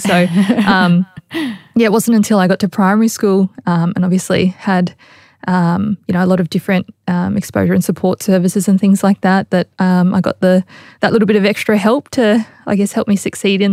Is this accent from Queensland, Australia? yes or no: yes; Logan, Queensland, Australia; also born or lived in Sydney; I grew up on the south side of Brisbane in, I guess, Logan, and more specifically Woodridge. That's where I'm from and where I was raised. I still live in the community as well.